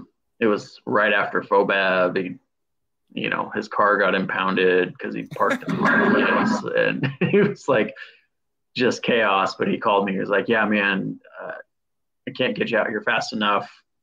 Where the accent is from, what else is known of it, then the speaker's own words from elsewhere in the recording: Pacific Northwest, United States; moved away as an adult; also born or lived in Portland, Oregon; now in Cincinnati, United States; growing up in the Pacific Northwest